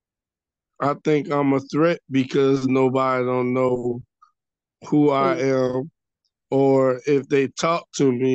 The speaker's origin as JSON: {"language": "English", "town": "Atlanta", "region": "Georgia", "country": "United States", "tie": "born or raised there", "said": "I grew up in Atlanta."}